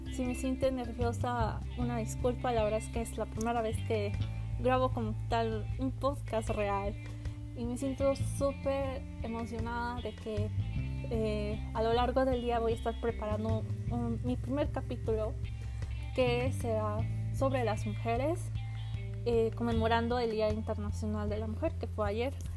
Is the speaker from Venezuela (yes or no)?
no; central Mexico, Mexico; soy de México, eh, del centro de México